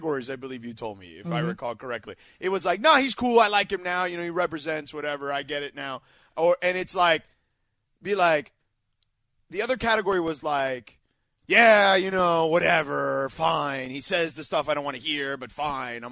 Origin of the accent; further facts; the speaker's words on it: Miami, Florida, United States; also born or lived in New York; I grew up in Miami, man. Like, I lived there. I moved there in 1984